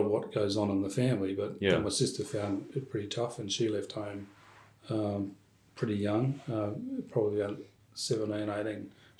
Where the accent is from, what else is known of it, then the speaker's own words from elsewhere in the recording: Perth, Western Australia, Australia; also born or lived in Orange, New South Wales; I was born here in Perth, born in Melville, yes.